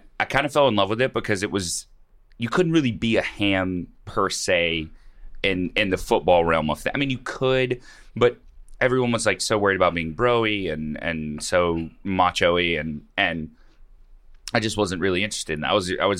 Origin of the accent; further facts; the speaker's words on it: Mobile, Alabama, United States; Mobile, Alabama.